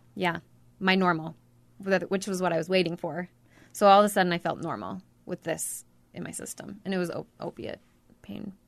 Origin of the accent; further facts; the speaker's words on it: Ogden, Utah, United States; now in Mountain Green, United States; I grew up in Ogden